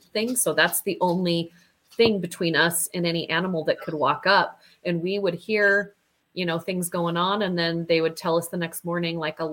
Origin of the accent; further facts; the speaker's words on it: Utah, United States; we're from United States and we're from Utah